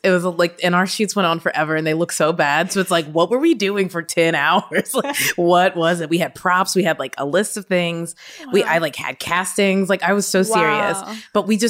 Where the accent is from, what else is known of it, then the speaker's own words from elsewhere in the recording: Kentucky, United States; so yeah, I'm from Kentucky originally.